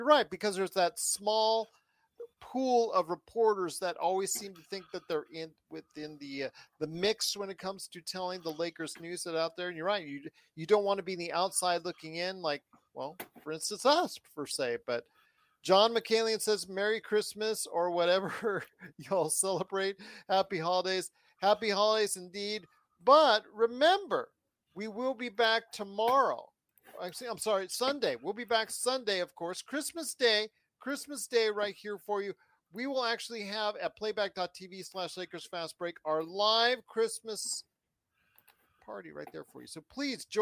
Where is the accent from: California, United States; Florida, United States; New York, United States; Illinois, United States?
California, United States; Inglewood; from SoCal, baby. Yes. Born and raised. Inglewood.